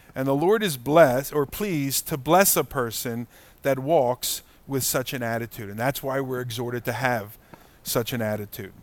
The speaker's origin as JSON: {"language": "English", "country": "United States", "said": "as American Christians"}